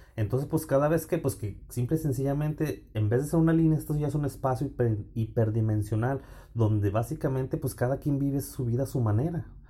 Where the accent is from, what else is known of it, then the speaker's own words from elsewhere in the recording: Fresnillo, Zacatecas, Mexico; moved away as an adult; also born or lived in Texas; now in Champaign-Urbana, United States; Soy nacido y crecido en Fresnillo